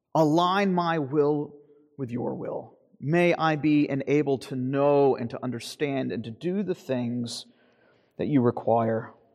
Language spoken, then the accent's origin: English; Florida, United States; moved away; I grew up in Florida